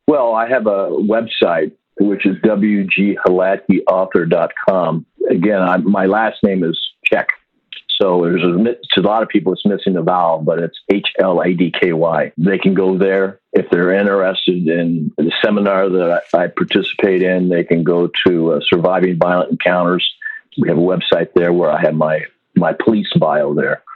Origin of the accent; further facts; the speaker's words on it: Iowa, United States; moved away as an adult; also born or lived in Germany; Where I grew up in Iowa